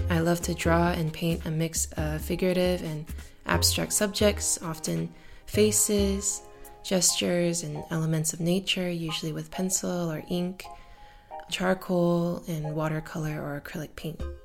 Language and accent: English; Marietta, Georgia, United States; also born or lived in Atlanta; I was born in Atlanta and grew up in Marietta